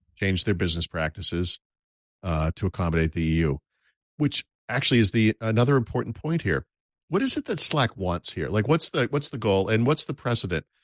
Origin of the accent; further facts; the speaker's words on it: United States; I am an American